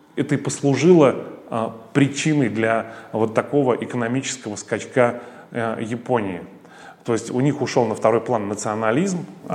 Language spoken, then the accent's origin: Russian; Riga, Latvia; moved away as an adult; now in Russia; я не россиянин. А, когда моя страна, Латвия, отделилась от СССР